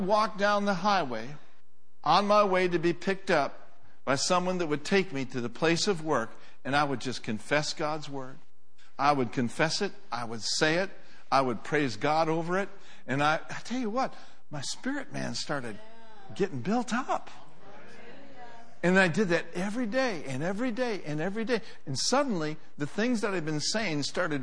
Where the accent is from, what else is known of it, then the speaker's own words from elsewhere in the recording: Minneapolis, Minnesota, United States; moved away; also born or lived in Oklahoma; I grew up in Minneapolis, Minnesota.